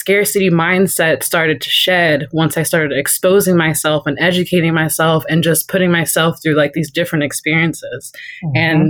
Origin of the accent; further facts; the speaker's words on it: North Highlands, California, United States; I'm from North Highlands, California. So a black girl from North Highlands, California